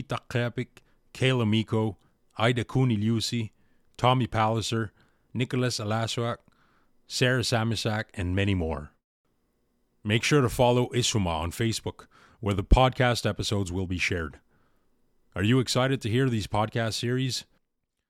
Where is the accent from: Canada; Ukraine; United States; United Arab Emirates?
Canada; Puvirnituq, Quebec; I'm originally from Puvilnituk.